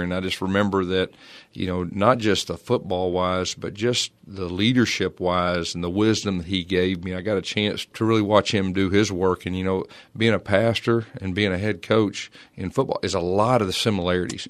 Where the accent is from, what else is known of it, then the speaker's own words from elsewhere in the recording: Fort Smith, Arkansas, United States; also born or lived in Irving, Texas / Tulsa, Oklahoma; I was from Fort Smith, Arkansas.